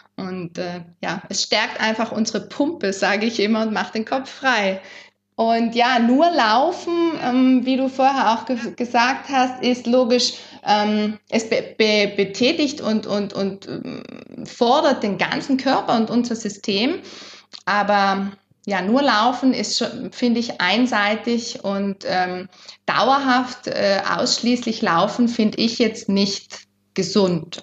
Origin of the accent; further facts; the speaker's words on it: South Tyrol, Trentino-Alto Adige, Italy; das sind wir in Südtirol aufgewachsen